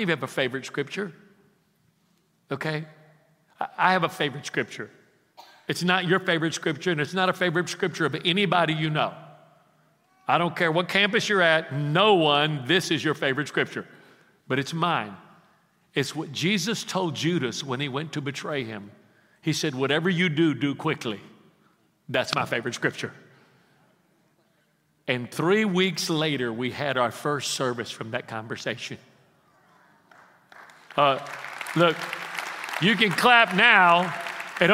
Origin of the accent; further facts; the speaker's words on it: Houston, Texas, United States; moved away; the ghetto where I was raised in Houston